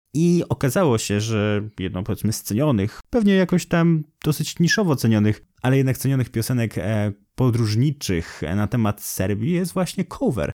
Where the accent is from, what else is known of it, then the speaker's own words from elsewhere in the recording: Poland; accent: Polish; z moim polskim akcentem